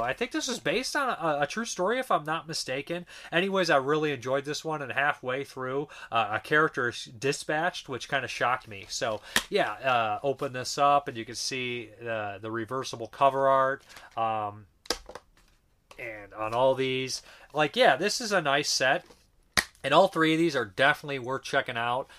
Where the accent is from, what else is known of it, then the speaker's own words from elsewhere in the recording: United States; our country is very violent.